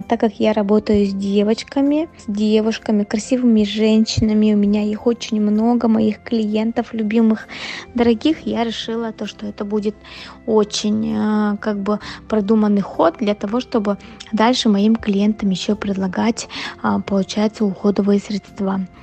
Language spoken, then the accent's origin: Russian; Yakutsk, Sakha Republic, Russia; moved away as an adult; now in Moscow, Russia; я же совсем недавно уехала из Якутска, всего лишь 4 года назад